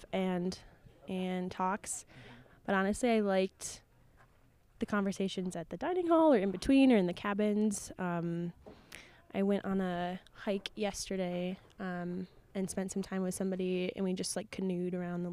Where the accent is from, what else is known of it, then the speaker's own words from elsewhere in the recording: Minnesota, United States; I'm from Minnesota